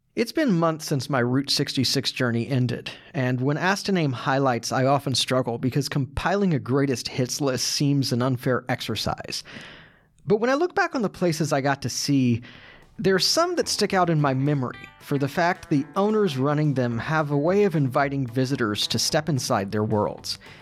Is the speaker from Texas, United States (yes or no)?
yes; Texas, United States; as a Texan